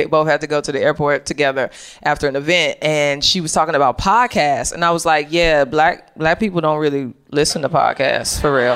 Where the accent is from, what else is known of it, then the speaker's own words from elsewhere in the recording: St. Louis, Missouri, United States; moved away; also born or lived in Chicago; I'm from St. Louis